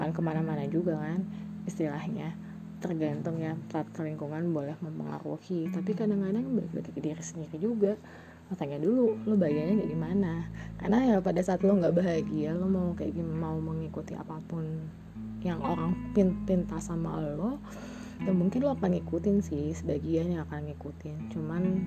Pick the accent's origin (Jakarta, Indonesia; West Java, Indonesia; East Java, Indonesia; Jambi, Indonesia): Jakarta, Indonesia; lahir di Jakarta